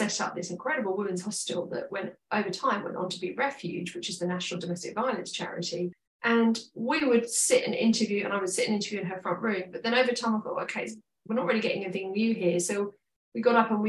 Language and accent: English; London, United Kingdom; as a teenager growing up in London